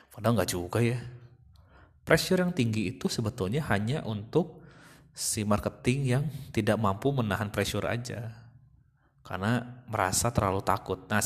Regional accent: Sumedang, West Java, Indonesia; saya ingin bekerja di uh, kota saya, kota Sumedang, pengen pengen lebih dekat lah

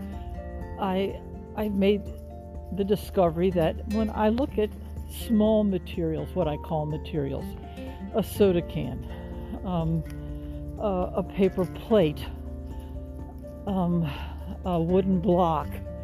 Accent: Washington, District of Columbia, United States; moved away; also born or lived in Texas; I was born and raised in Washington, D.C.

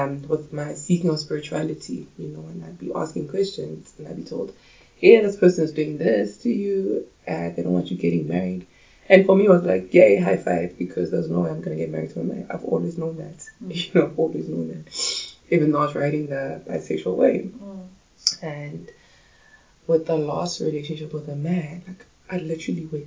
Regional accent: Pretoria, Gauteng, South Africa; also born or lived in Soweto, South Africa / Johannesburg, South Africa; I grew up in Soweto, and the rest of my life was in Pretoria.

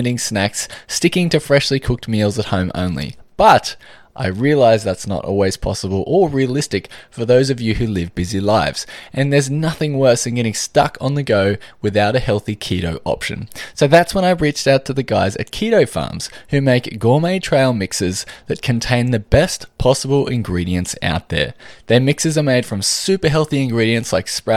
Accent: Australia

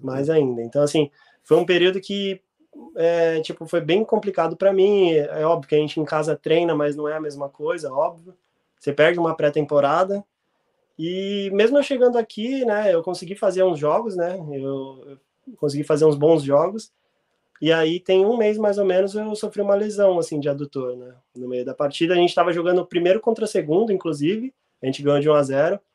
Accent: São Paulo, Brazil; moved away; also born or lived in Rio Grande do Sul; como sou de São Paulo

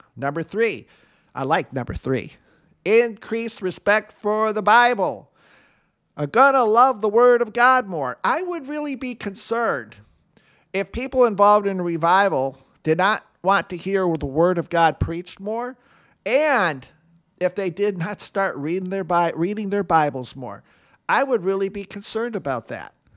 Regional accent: Michigan, United States; Michigan, my home state.

